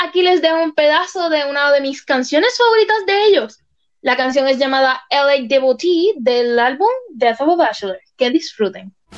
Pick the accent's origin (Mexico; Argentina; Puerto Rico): Puerto Rico; mi país natal Puerto Rico